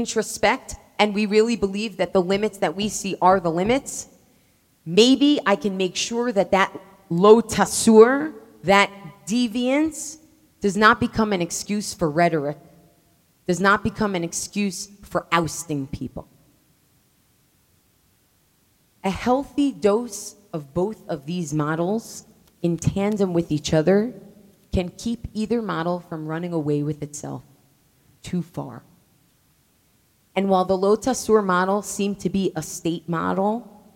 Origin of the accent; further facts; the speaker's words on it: United States; as an American Jew